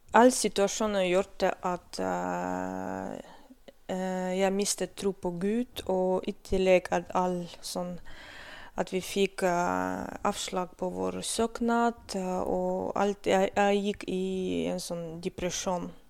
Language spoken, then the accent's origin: Norwegian; North Caucasus, Russia; Norwegian is a second language; now in Stokmarknes, Norway; Jeg født og vokste opp i Kaukasus, det er Sør-Russland.